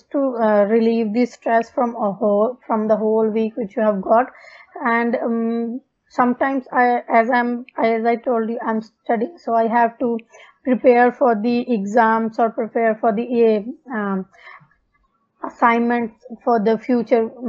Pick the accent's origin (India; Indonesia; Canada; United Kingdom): India; Punjab; English is a second language; now in Darwin, Australia; I'm basically from Punjab, India. Currently, I'm living in Darwin, Australia.